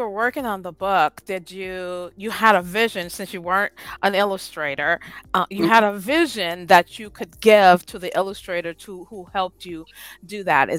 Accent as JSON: {"language": "English", "region": "California", "country": "United States", "said": "I'm from California"}